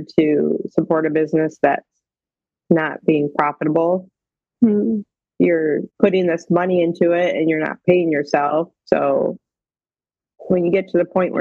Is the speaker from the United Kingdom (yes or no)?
no; Oregon, Ohio, United States; also born or lived in Oklahoma; I'm from Oregon, Ohio